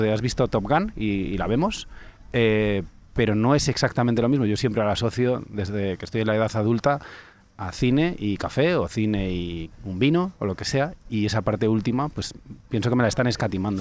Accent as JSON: {"language": "Spanish", "town": "Calatayud", "region": "Aragon", "country": "Spain", "tie": "born or raised there", "moved": "yes", "lives_now": "Madrid, Spain", "said": "era en mi pueblo, cuando era pequeño en Calatayud"}